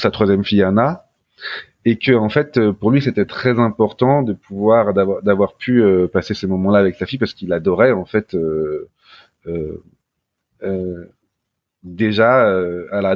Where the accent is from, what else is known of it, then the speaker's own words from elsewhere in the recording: Paris, Île-de-France, France; also born or lived in Norway; je suis un petit Parisien